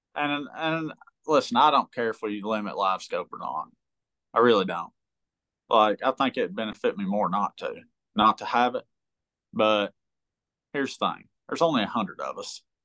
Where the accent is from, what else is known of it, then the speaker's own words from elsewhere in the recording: United States; I grew up on big water. I grew up on Kentucky Lake and I get some big waves there.